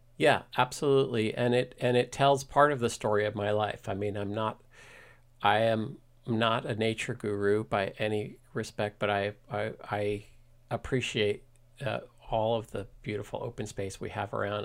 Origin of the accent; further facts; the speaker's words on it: Washington, District of Columbia, United States; moved away as an adult; now in Mill Valley, United States; I grew up in Washington, D C, um, ne, in D C near the National Cathedral